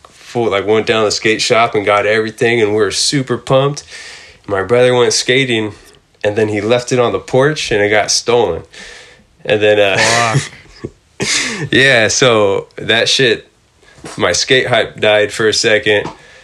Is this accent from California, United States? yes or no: yes; San Jose, California, United States; I was born in San Jose, but like that's where I skated and started skating.